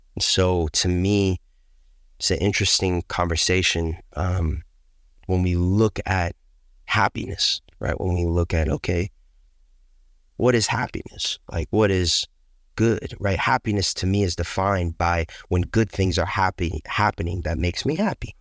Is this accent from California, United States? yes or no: yes; Pleasanton, California, United States; I grew up in Pleasance in California.